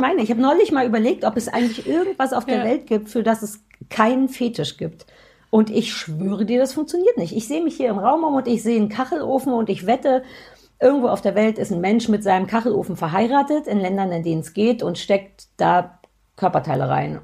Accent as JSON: {"language": "German", "country": "Germany", "tie": "born or raised there", "said": "sehr offen groß geworden in der DDR."}